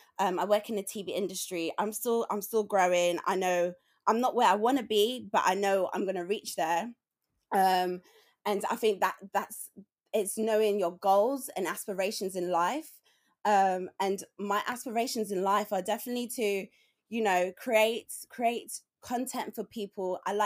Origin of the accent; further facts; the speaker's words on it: London, United Kingdom; because I grew up in, even though I grew up like in Tottenham and in Palmer's Green, I was with my black family a lot